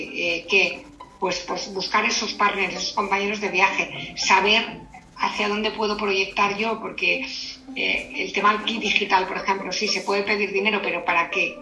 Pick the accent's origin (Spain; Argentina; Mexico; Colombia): Spain; Segovia, Castile and León; now in Madrid, Spain; soy de Segovia, aunque quiero mucho a Madrid